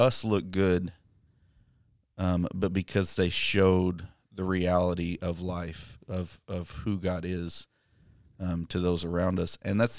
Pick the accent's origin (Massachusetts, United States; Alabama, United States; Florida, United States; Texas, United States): Texas, United States; Amarillo; born there; They set up their will before I was born in Amarillo.